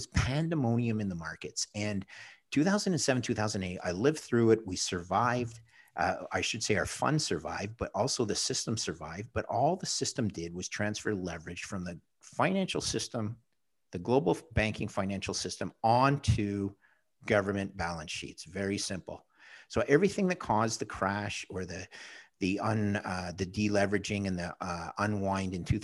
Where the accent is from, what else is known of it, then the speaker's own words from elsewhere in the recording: Montreal, Quebec, Canada; now in Toronto, Canada; I live in Toronto now, but my hometown's Montreal.